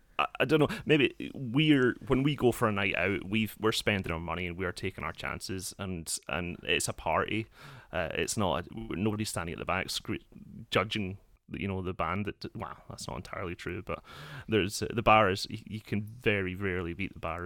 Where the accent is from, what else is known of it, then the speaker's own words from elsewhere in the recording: Scotland, United Kingdom; I grew up an hour outside of Glasgow